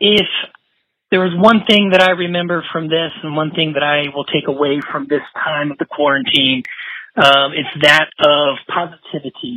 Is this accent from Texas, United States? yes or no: yes; San Antonio, Texas, United States; now in Amarillo, United States; I grew up in San Antonio